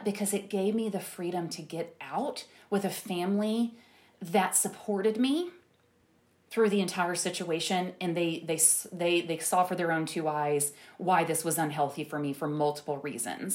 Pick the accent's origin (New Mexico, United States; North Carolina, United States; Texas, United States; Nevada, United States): Texas, United States; Tyler; moved away; also born or lived in Dallas; I'm from Tyler